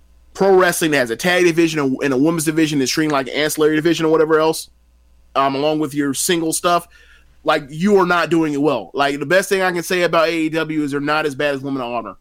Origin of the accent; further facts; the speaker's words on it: United States; me as an American